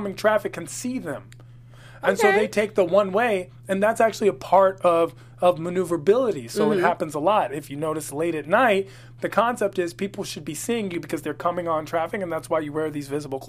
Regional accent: Washington, District of Columbia, United States; I'm from Washington, D.C.

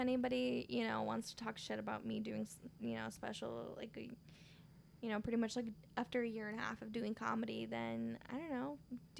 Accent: Michoacán, Mexico; It's actually my home state, Michoacán, Mexico, it is deemed on the top 5 most dangerous states in Mexico.

